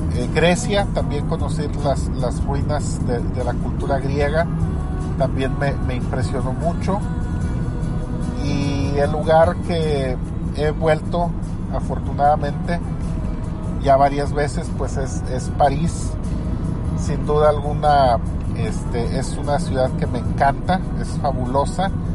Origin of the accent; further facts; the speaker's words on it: Monterrey, Nuevo León, Mexico; Monterrey, mi ciudad natal